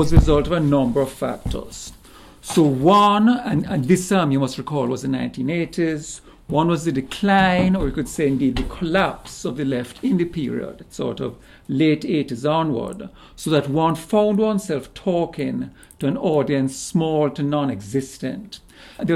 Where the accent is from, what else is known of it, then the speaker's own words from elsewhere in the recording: Jamaica; also born or lived in Canada; now in United States; Originally, I'm Jamaican